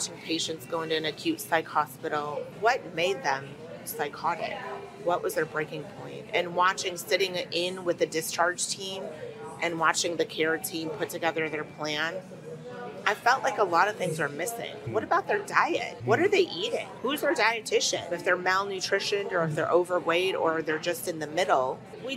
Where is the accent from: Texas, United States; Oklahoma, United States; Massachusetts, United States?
Texas, United States; We're from Texas